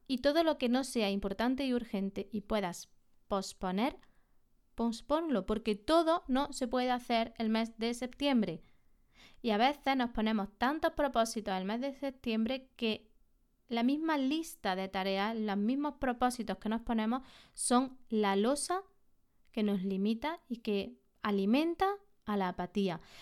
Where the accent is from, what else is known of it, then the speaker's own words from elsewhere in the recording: Andalusia, Spain; En la Sierra de Córdoba, aquí en Andalucía, en mi, en mi tierra